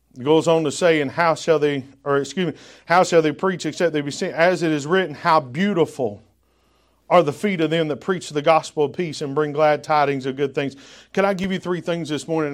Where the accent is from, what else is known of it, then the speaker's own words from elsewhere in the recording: the South, United States; accent: Southern drawl; now in New England, United States; because I'm from the South and I've got that Southern draw, which I don't know that I'll ever lose